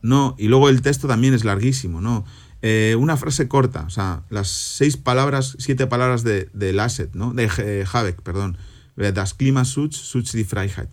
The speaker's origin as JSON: {"language": "Spanish", "town": "Santoña", "region": "Cantabria", "country": "Spain", "tie": "born or raised there", "moved": "yes", "lives_now": "Germany", "said": "estoy volando camino a mi pueblo, a Santoña, donde el viernes que viene, a esta hora, a la hora de comer, estaré comiendo anchoas y bocartes rebozados que va a preparar mi madre."}